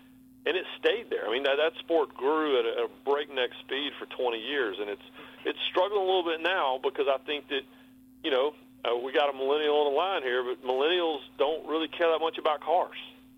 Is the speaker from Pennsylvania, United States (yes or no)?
no; Rockingham, North Carolina, United States; moved away as an adult; also born or lived in Bristol, Connecticut; He was from Alabama and I was from North Carolina. And when they found out I was from Rockingham